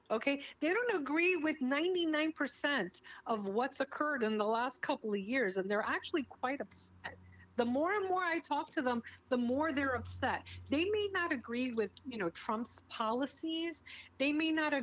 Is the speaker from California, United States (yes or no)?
no; New York, United States; moved away as an adult; now in South Florida, United States; I grew up in New York